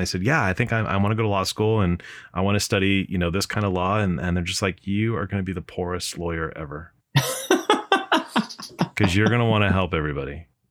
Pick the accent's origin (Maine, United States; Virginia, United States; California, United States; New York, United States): California, United States; I'm from Southern California